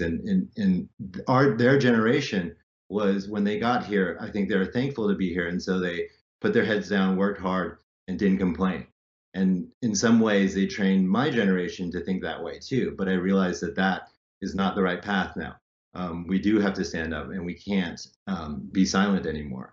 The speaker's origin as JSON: {"language": "English", "country": "United States", "also_born_or_lived": "Hong Kong", "moved": "as an adult", "said": "I'm American, I'm from here"}